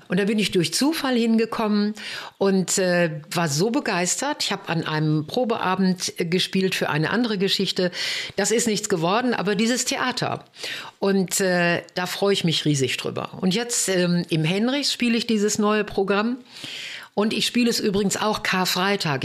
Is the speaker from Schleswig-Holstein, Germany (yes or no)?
no; Bochum, North Rhine-Westphalia, Germany; bei uns in Bochum.